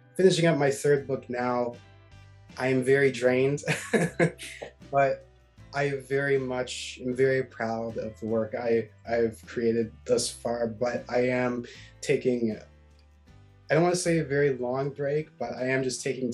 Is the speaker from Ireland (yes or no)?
no; Halifax, Nova Scotia, Canada; growing up in Nova Scotia